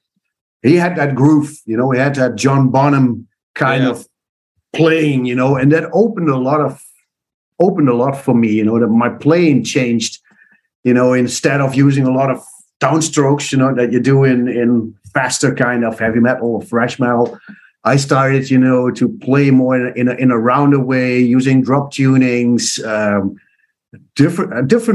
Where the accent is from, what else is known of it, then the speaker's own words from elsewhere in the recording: east part of the Netherlands, eastern Netherlands, Netherlands; first language Dutch; English is a second language; my roots are the east part of the Netherlands, which is more a farmer area